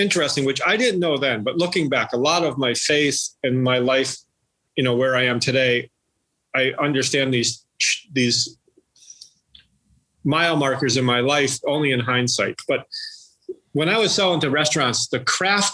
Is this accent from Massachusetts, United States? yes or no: yes; Western Massachusetts, United States; I grew up here in Western Massachusetts, I grew up 7 miles from where I'm sitting right now and haven't really moved much at all